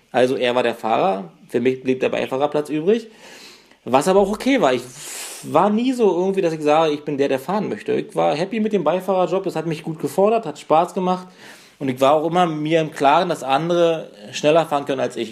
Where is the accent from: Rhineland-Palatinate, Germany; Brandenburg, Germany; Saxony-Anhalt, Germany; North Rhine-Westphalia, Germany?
Brandenburg, Germany; 100 km north of Berlin; die Ecke, wo ich herkomme, so ein 100 Kilometer nördlich von Berlin